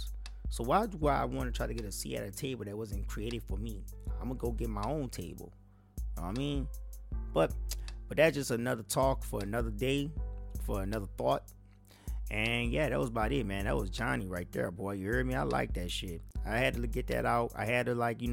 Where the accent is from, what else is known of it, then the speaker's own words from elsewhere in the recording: United States; as black American